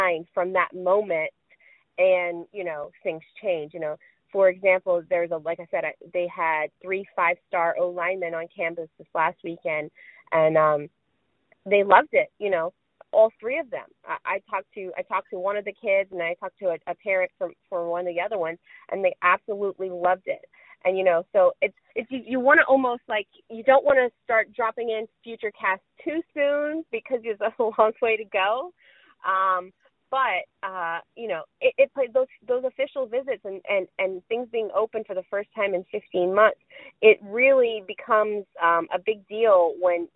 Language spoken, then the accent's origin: English; Houma, Louisiana, United States; I'm from Houma